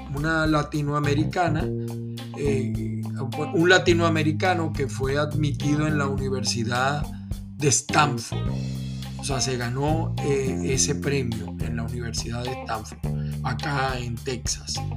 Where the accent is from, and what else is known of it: Venezuela; now in United States